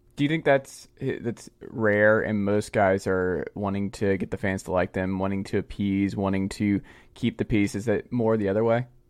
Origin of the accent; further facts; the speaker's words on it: Georgia, United States; down there in my home state